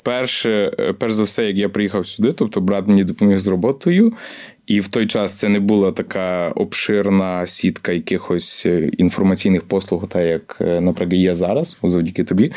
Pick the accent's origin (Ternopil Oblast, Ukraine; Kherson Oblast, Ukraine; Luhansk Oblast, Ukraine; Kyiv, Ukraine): Ternopil Oblast, Ukraine; Chortkiv; moved away as an adult; also born or lived in Lviv; now in London, United Kingdom; я з Тернопільщини, родом з Тернопільщини, славне місто Чортків.